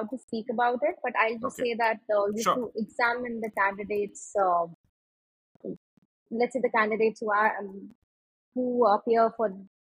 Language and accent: English; Yamunanagar, Haryana, India; So I come from Yamunanagar.